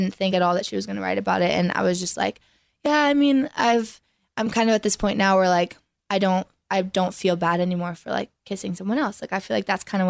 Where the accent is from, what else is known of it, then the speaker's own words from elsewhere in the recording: an hour east of Toronto, Ontario, Canada; now in Nashville, United States; Originally from Toronto, like an hour east of Toronto, but I live in Nashville